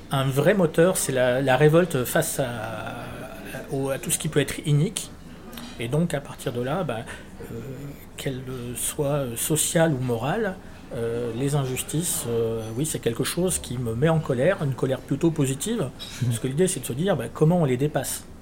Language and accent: French; Lyon, Auvergne-Rhône-Alpes, France; also born or lived in Villeurbanne; Oui, je suis de Lyon, je suis né à Lyon.